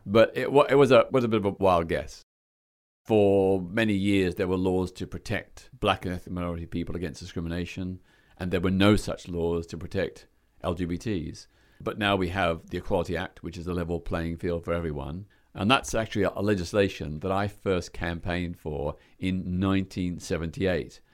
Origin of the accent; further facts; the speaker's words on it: Melbourne, Victoria, Australia; moved away as an adult; now in London, United Kingdom; my hometown of Melbourne, Australia